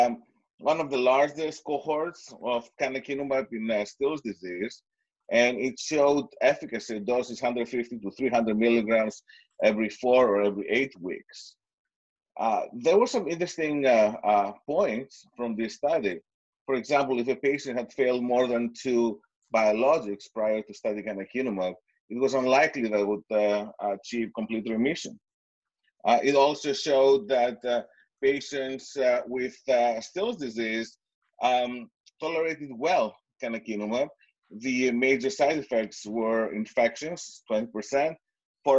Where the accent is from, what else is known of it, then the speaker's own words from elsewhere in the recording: Greece; now in New York City, United States; Greece, my home country